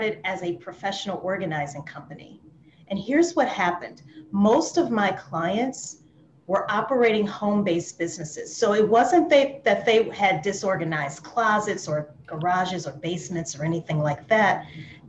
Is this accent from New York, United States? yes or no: no; New Orleans, Louisiana, United States; moved away as an adult; now in Atlanta, United States; I'm from Louisiana originally, which is a French colony in the US. And So when I left New Orleans, I relocated to Atlanta, Georgia